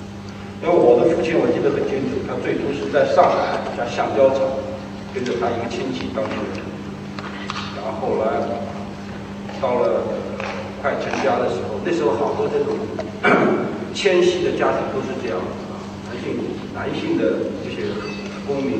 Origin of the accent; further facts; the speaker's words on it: Suzhou, Jiangsu, China; 我是苏州人啊